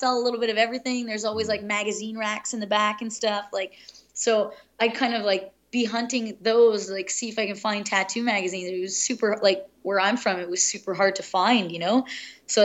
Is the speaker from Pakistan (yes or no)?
yes; Pakistan; moved away; I was born in Pakistan